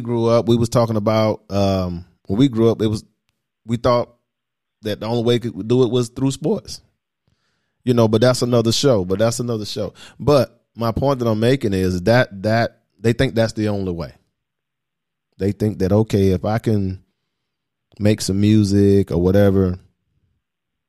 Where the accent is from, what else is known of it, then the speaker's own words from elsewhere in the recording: the South, United States; Here we are from the South